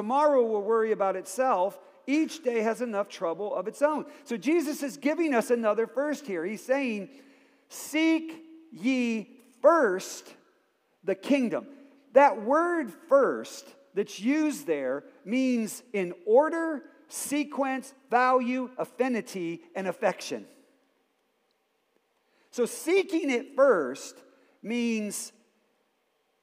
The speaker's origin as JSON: {"language": "English", "town": "Akron", "region": "Ohio", "country": "United States", "tie": "born or raised there", "said": "I grew up in Akron, Ohio"}